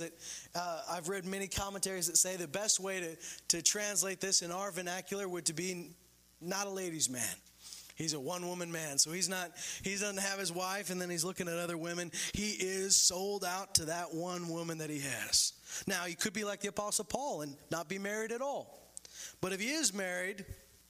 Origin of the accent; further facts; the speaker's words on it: Canada; I'm born and raised in Canada